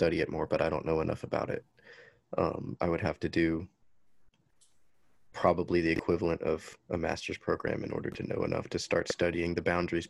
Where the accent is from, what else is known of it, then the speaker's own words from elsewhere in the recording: Huntsville, Alabama, United States; the house we grew up in Huntsville, Alabama